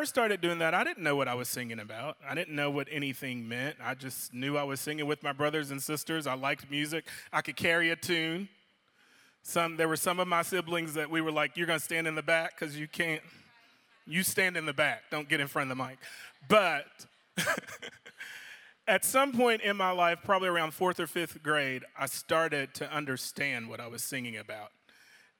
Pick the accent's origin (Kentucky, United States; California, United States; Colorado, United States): Kentucky, United States; Louisville; I grew up in Louisville, Kentucky